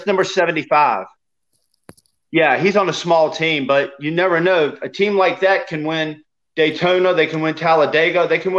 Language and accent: English; South Africa; eat chicken every day, but I'm from South Africa.